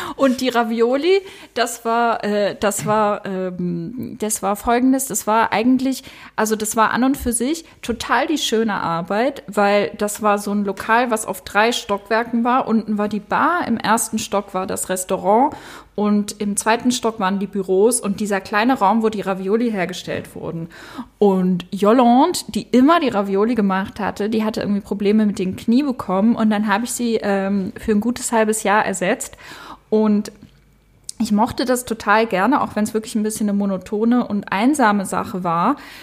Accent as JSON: {"language": "German", "town": "Basel", "region": "Basel-Stadt", "country": "Switzerland", "tie": "born or raised there", "moved": "as an adult", "lives_now": "Berlin, Germany", "said": "ich komme aus Basel"}